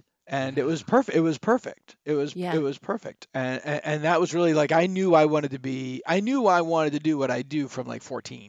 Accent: Worcester, Massachusetts, United States; I'm from Worcester, which is the same thing.

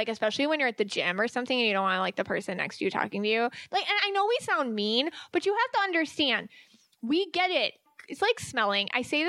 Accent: Ireland; Irish people, because I am Irish, so I get this.

